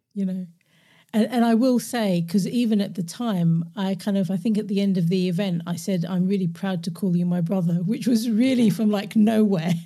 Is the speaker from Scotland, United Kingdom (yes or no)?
no; London, United Kingdom; moved away as an adult; also born or lived in Glasgow; born and raised in London, but I grew up in Glasgow 'cause I moved there when I was eighteen